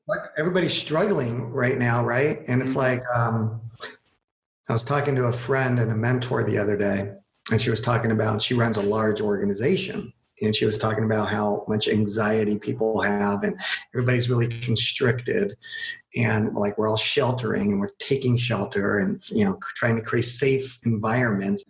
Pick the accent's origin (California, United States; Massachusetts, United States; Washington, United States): California, United States; I am from California